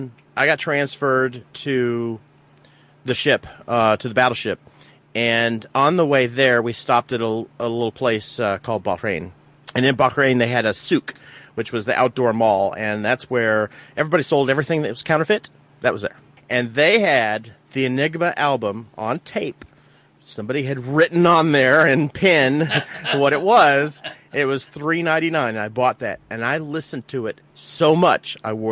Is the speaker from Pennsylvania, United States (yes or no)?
no; Alaska, United States; moved away as an adult; I was raised in Alaska, born and raised in Alaska